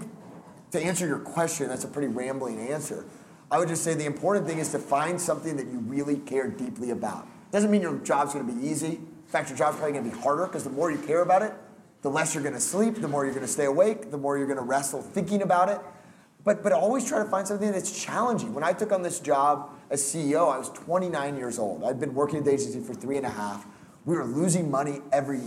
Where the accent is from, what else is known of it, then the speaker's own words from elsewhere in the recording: Houston, Texas, United States; also born or lived in Colorado; Not a native Houstonian because I was born in Colorado, but pretty much grew up here